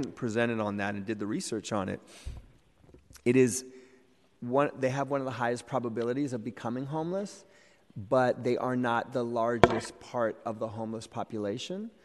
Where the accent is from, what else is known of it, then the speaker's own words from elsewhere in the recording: Boston, Massachusetts, United States; also born or lived in Cambridge, Massachusetts; now in San Francisco, United States; I grew up in Boston and Cambridge